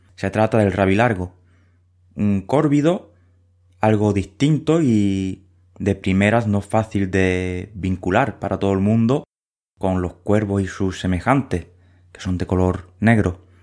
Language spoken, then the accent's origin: Spanish; Huelva, Andalusia, Spain; moved away; Crecí en Huelva